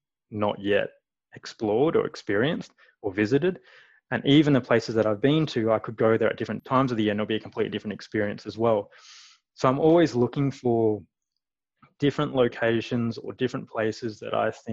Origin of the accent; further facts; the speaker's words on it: Perth, Western Australia, Australia; moved away as an adult; now in Calgary, Canada; I'm from Perth